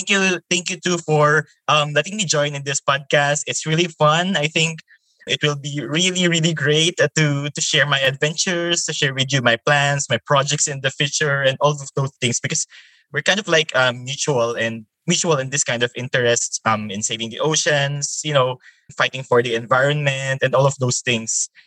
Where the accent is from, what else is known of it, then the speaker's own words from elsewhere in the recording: Taguig, Metro Manila, Philippines; I came from the Philippines and I came from the city called Taguig. So it's part of the National Capital Regions.